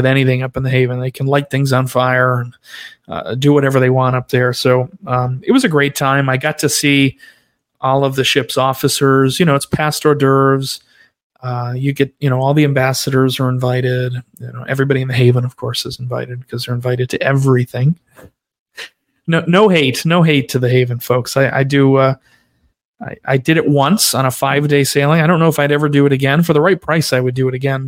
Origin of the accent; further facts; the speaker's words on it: Rhode Island, United States; moved away; I grew up in Rhode Island